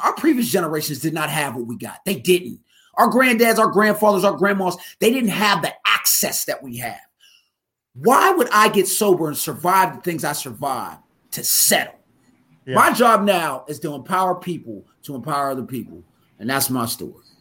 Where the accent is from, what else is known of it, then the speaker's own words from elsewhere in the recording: Pittsburgh, Pennsylvania, United States; moved away as an adult; also born or lived in Philadelphia; I'm from out uh, Pittsburgh. When I moved out to, uh, I'm from Western Pennsylvania. When I moved out to Philly